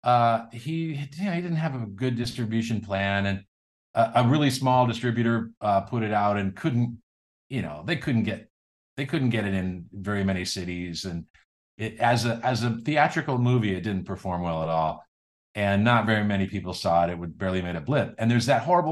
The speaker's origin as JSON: {"language": "English", "area": "the Northwest", "region": "Pacific Northwest", "country": "United States", "said": "I was from the Northwest"}